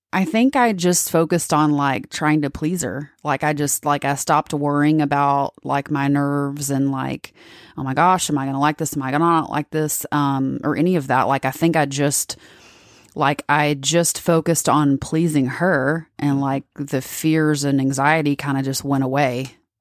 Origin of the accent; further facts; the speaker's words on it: Texas, United States; I'm from Texas